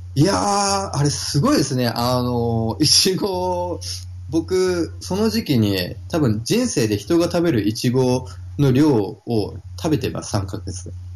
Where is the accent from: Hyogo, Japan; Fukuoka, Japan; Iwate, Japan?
Fukuoka, Japan; now in Gold Coast, Australia; 僕は、はい、福岡生まれ、福岡育ち